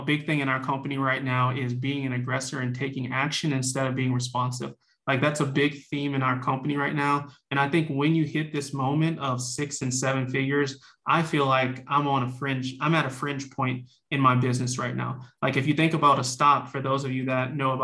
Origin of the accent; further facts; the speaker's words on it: New Orleans, Louisiana, United States; I'm from New Orleans, Louisiana, originally born and raised